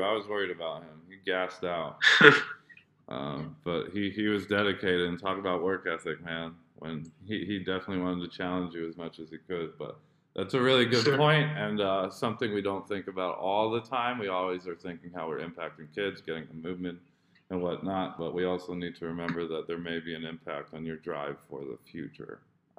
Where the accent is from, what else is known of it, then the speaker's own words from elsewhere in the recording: Indonesia; also born or lived in United States; I grew up in Indo too, so, but I am also American, so.